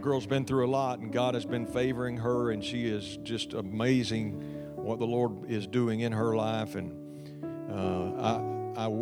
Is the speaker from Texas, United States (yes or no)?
yes; Texas, United States; my home state in Texas